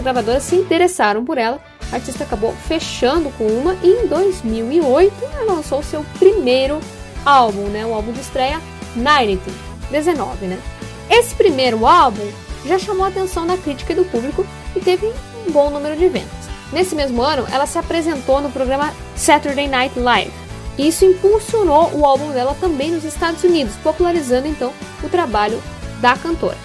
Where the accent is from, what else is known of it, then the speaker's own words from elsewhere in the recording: Passo Fundo, Rio Grande do Sul, Brazil; é uma música em homenagem à minha cidade natal, né? Falando aí sobre as belezas da cidade de Passo Fundo